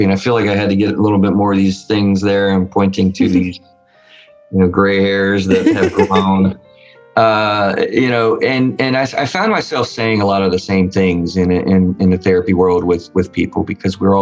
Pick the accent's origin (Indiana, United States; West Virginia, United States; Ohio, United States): West Virginia, United States; I'm from West Virginia, not the South